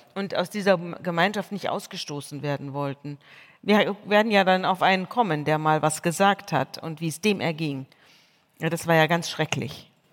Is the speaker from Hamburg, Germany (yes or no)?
no; Munich, Bavaria, Germany; Ich komme von dort, ich komme aus München, ich bin aus einer Pfarrersfamilie